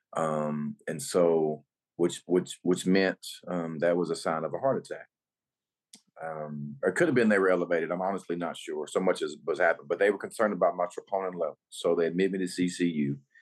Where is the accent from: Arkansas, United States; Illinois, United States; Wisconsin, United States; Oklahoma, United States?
Arkansas, United States; North Little Rock; I uh, was born and raised in North Little Rock, Arkansas.